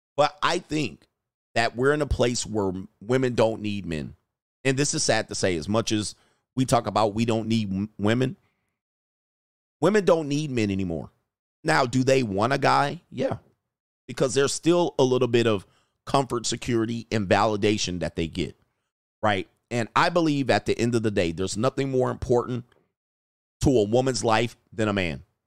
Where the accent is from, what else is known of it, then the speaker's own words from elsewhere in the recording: Los Angeles, California, United States; I grew up in the San Fernando Valley near Burbank and Glendale